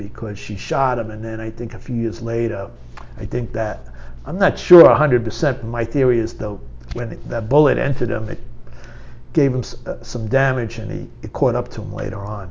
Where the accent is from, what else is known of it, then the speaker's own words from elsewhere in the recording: New York City, New York, United States; I was from Queens, you know, when I was a drug addict from Queens.